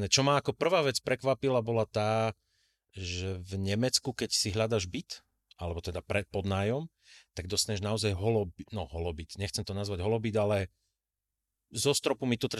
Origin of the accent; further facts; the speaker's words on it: Slovakia; moved away as an adult; now in Germany; popravde ja ako Slovák